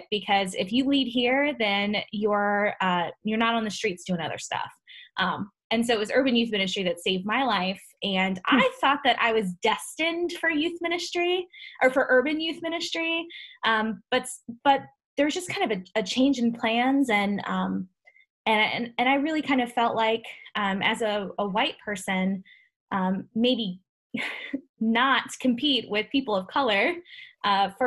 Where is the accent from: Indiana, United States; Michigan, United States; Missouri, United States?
Missouri, United States; Ferguson; I grew up in Ferguson, Missouri